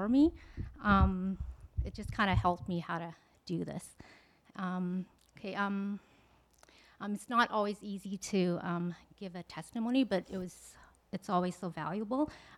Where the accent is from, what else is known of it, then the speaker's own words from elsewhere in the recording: Canada; also born or lived in Vietnam; I was born in Vietnam. I came to Canada when I was 4 years old